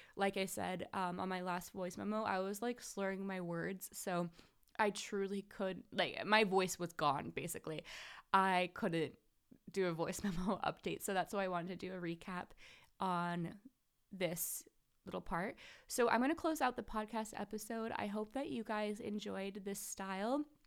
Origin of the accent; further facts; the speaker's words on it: Seattle, Washington, United States; I'm from Seattle